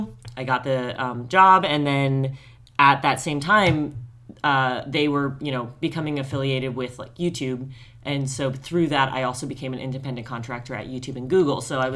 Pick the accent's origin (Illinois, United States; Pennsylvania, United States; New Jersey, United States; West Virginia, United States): New Jersey, United States; also born or lived in Colorado; My parents are both from New Jersey. We lived in Colorado for a few years, but returned to the East Coast. So interestingly, I grew up an hour outside New York, but never went into the city.